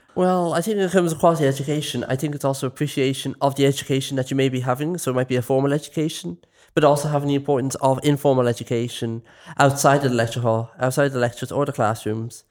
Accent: Dublin, Leinster, Ireland; I'm from West Dublin.

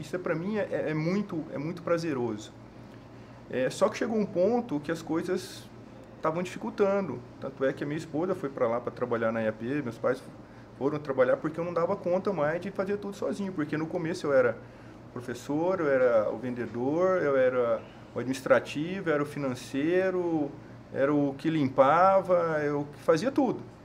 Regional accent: Goiânia, Goiás, Brazil; moved away as an adult; now in Cuiabá, Brazil; eu sou de Goiânia

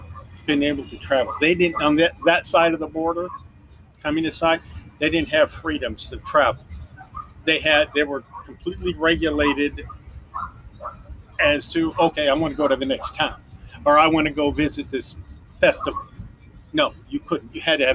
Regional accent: North Highlands, California, United States; moved away as an adult; I grew up right here in North Highlands, California. We only lived in two different houses. I graduated from Highlands High School.

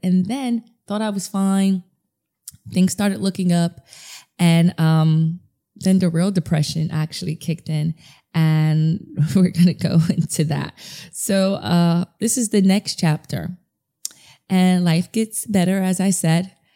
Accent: New York City, New York, United States; I'm a DJ from New York City

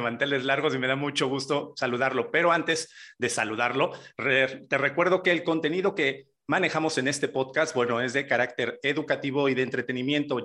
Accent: Jarocho, Veracruz, Mexico; somos jarochos y jarochos

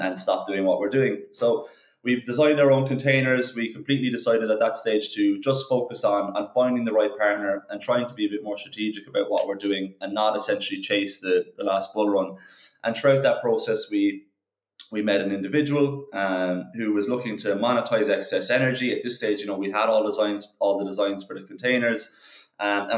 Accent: Cork, Munster, Ireland; we're all from Cork, we're all from Ireland

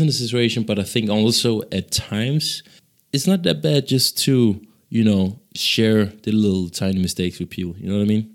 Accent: Ghana; now in Denmark; so I'm from Ghana, actually, uh, which is the neighboring country to, uh, Nigeria.

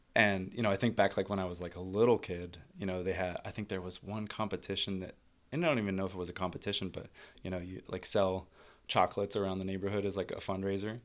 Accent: Pittsburgh, Pennsylvania, United States; born and bred Pittsburgher

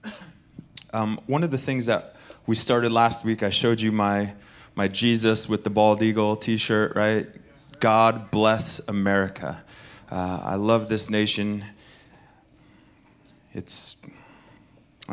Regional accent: United States; I'm speaking as an American

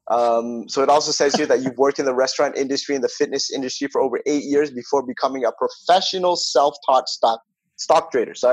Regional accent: Toronto, Ontario, Canada; I'm from Toronto, so we went to the LCBO

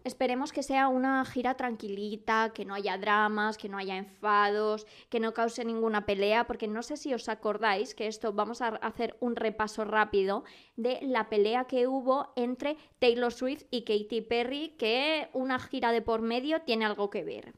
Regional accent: Madrid, Community of Madrid, Spain; nunca tan orgullosa de ser madrileña

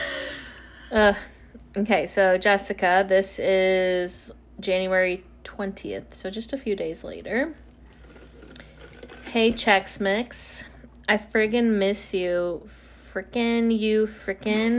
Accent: Indiana, United States; I'm from Indiana

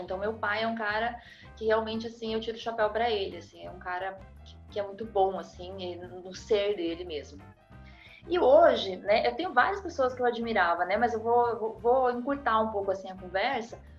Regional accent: Rio Grande do Sul, Brazil; also born or lived in Curitiba, Paraná; eu sou paranaense, eu sou curitibana, criada no Rio Grande do Sul

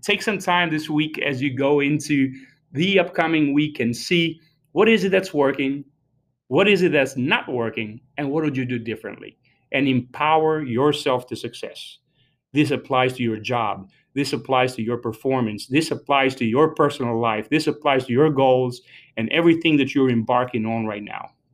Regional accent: Albania; moved away; I was born and raised in Albania

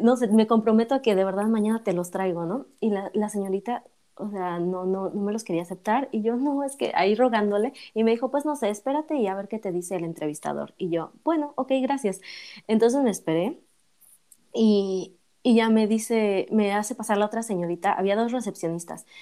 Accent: Mexico; moved away as an adult; also born or lived in Paris, France; yo soy mexicana

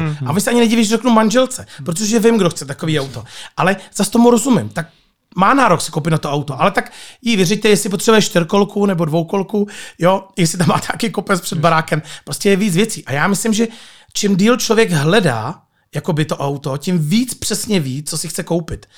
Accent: Nižbor, Central Bohemian Region, Czechia; jsem z Berouna, z Nížboru

